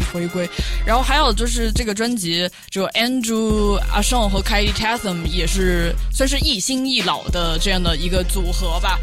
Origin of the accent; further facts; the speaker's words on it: China; 中国人我们从小学习的就学很多传统的，也不是那种很糟粕的传统，还是古代的有一些智慧